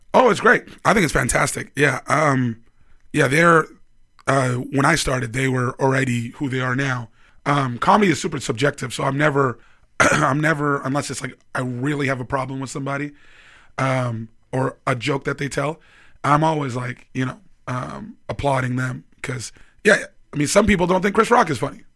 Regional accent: Vancouver, British Columbia, Canada; moved away as an adult; also born or lived in Toronto; now in Edmonton, Canada; I'm from Vancouver. I moved to Toronto

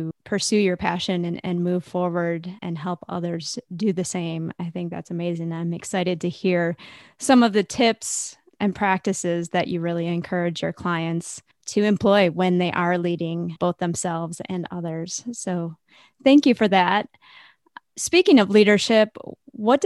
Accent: Midwest, United States; you have the Midwest roots that I have as well.

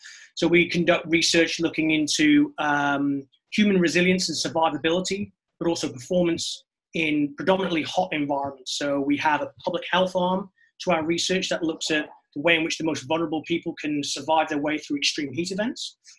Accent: North Wales, United Kingdom; moved away as an adult; also born or lived in Loughborough, United Kingdom / Canada; now in Sydney, Australia; So I'm originally from North Wales, but I did my undergraduate and my PhD at Loughborough University in the UK. So, and then spent 10 years in Canada, and then I ended up in Sydney and moved here about 6 years ago.

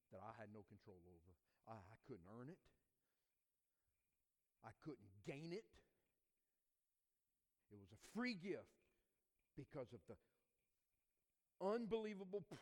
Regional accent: the South, United States; And I realized that there was a culture, even growing up in the South, that I didn't even know about.

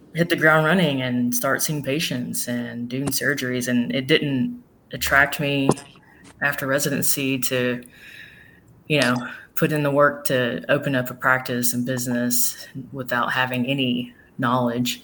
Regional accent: Smyrna, Tennessee, United States; moved away as an adult; also born or lived in Nashville, Tennessee / Miami, Florida / Margate, Florida; I was born in Nashville, grew up in Smyrna, Tennessee

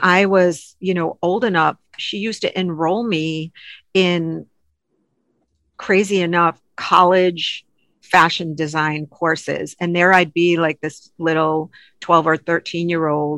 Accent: Rhode Island, United States; moved away as an adult; now in Chicago, United States; I grew up in Little Rhodey, Rhode Island

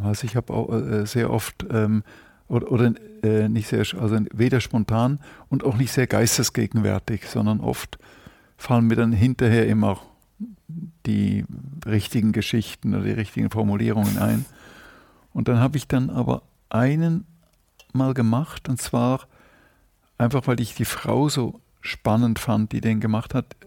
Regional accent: Zurich, Switzerland; first language German; moved away as an adult; also born or lived in Brussels, Belgium / Bruges, Belgium / Hamburg, Germany; now in Germany; Und dann sind wir nach Zürich gezogen und da war ich bis 22

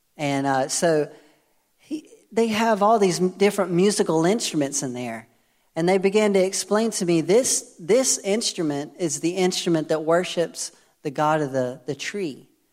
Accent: United States; moved away; I'm American

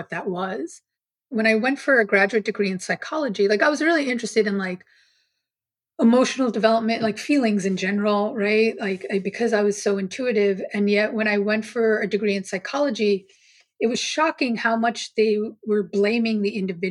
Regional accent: New York City, New York, United States; I grew up on Staten Island, which is one of the boroughs of New York City

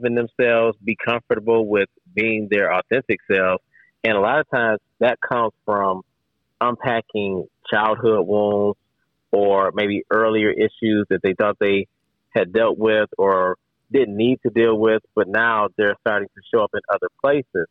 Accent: Detroit, Michigan, United States; people from my hometown

